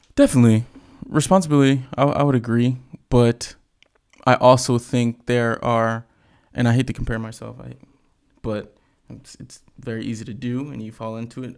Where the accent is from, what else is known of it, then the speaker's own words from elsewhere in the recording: Tampa, Florida, United States; that's the city that I rep. That's my city.